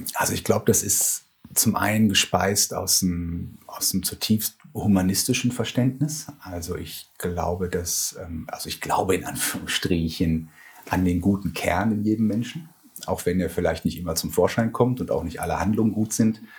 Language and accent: German; Ruhr area, North Rhine-Westphalia, Germany; moved away; also born or lived in Bochum / Heidelberg / Siedelsbrunn; ich komme aus dem Ruhrgebiet